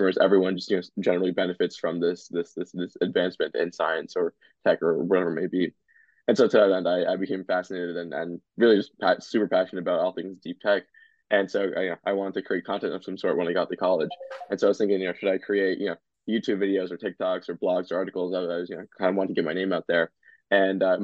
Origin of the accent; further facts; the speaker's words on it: New Jersey, United States; I grew up in New Jersey my entire life and go to school and everything in Jersey